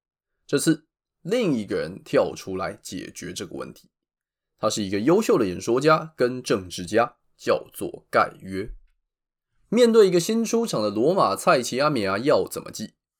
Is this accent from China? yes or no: no; Taiwan; 身为台湾人，一定知道最容易出事情就是投票日当天。